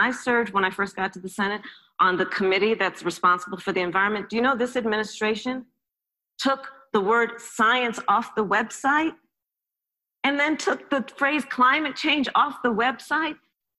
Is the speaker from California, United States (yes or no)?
yes; California, United States; my home state of California.